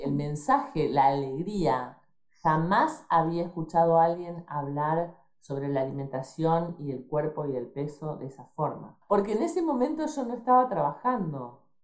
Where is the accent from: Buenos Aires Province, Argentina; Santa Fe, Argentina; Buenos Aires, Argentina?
Santa Fe, Argentina; Rosario; En Argentina. Nací en Rosario, a 300 kilómetros más o menos